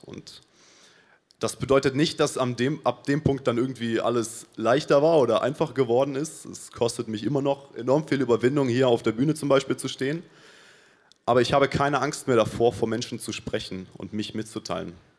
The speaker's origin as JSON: {"language": "German", "country": "Paraguay", "moved": "as an adult", "lives_now": "Munich, Germany", "said": "ich komme aus Paraguay und bin vor sechs Monaten hier nach Deutschland gekommen"}